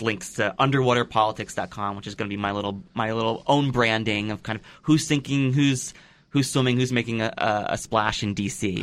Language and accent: English; Pennsylvania, United States; my home state of Pennsylvania